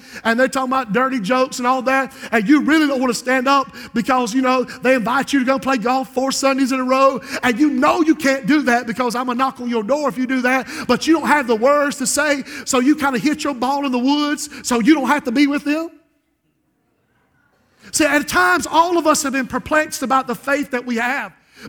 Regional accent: Society Hill, United States; But when I was raised in Society Hill, if a storm was coming up, you unplugged everything.

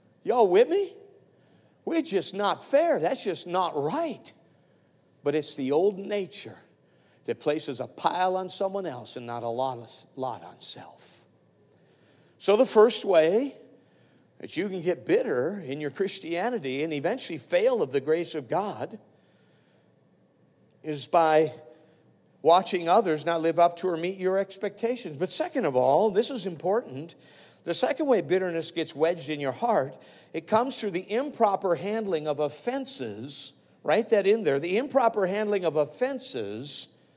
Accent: Palmer-Wasilla area, Alaska, United States; we're in the hometown, we're from the Pabrawasilla area

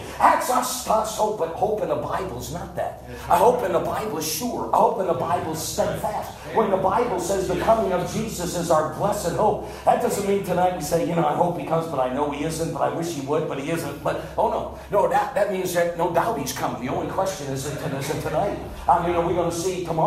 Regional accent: Northeast, United States; I grew up in the Northeast

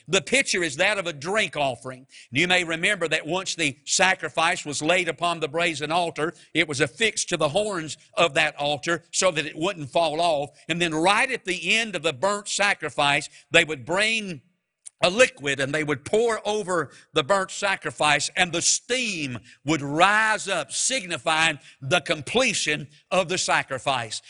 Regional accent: Mount Airy, United States; moved away; I'm from Mount Airy

